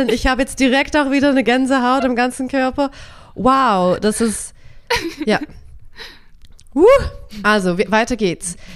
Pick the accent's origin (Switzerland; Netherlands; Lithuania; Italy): Switzerland; ich bin ja Schweizerin